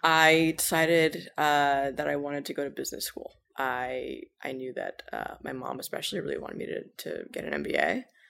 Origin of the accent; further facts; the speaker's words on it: Cambridge, Massachusetts, United States; moved away as an adult; now in New York City, United States; I grew up in Cambridge, Massachusetts